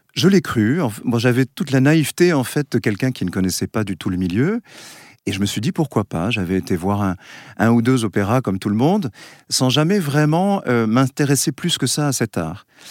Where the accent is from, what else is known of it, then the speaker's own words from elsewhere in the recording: Basque Country, Nouvelle-Aquitaine, France; je viens du Pays Basque, on chante dans les villages